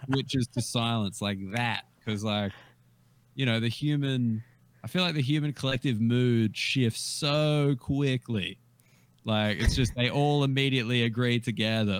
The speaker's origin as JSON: {"language": "English", "country": "Australia", "said": "I was Australian and I wasn't from there"}